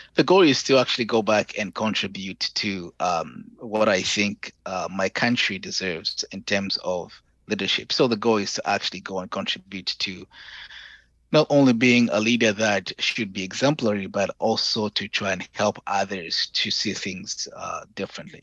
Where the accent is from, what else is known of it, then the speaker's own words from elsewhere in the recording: Zambia; moved away as an adult; also born or lived in Hawaii, United States / Kent, Ohio, United States; now in Dallas, United States; I'm from Zambia